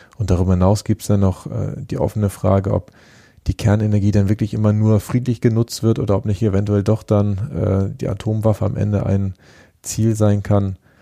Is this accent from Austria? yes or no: no; Germany; für uns als ähm, Deutsche, die, die, ja seit Jahrzehnten immer diesen Titel des Exportweltmeisters äh, innehaben